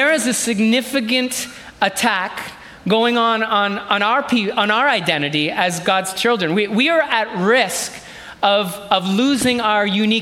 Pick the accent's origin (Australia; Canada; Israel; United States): Canada; I was born in this country, so I'm truly Canadian through and through.